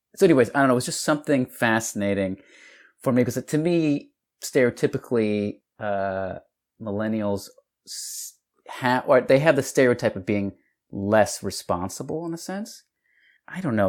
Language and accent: English; El Paso, Texas, United States; moved away; Texas, from El Paso, Texas